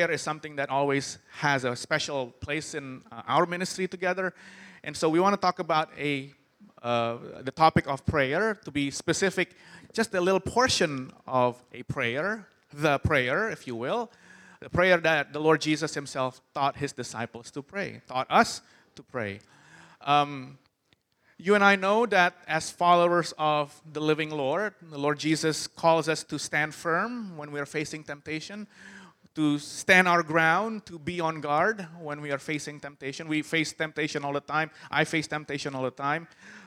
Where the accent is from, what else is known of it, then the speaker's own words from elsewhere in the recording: Jakarta, Indonesia; I'm from Jakarta, and Jakarta's pretty crazy